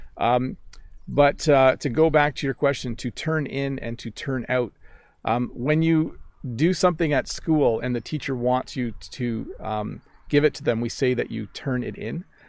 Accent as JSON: {"language": "English", "country": "Canada", "accent": "North American", "first_language": "English", "said": "I'm a North American English speaker. I'm Canadian"}